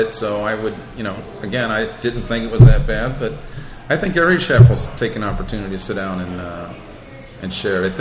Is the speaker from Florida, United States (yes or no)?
yes; the Florida Keys, United States; moved away as an adult; now in Rochester, United States; I'm from the Keys, so that's my style